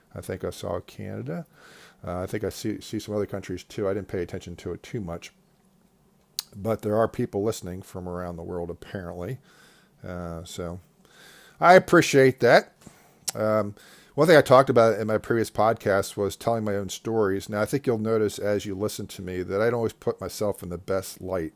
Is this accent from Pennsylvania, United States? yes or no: yes; Devon, Pennsylvania, United States; also born or lived in Saint Louis, Missouri / West Virginia; I grew up close to Valley Forge Park